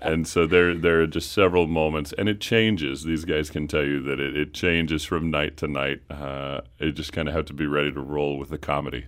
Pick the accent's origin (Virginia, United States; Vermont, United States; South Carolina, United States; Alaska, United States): Virginia, United States; Lynchburg; I'm from Central Virginia, a little town called Lynchburg